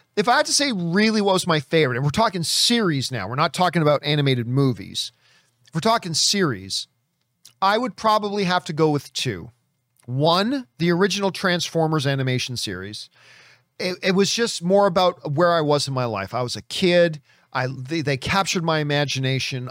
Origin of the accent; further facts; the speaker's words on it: Hamilton, Ontario, Canada; from my hometown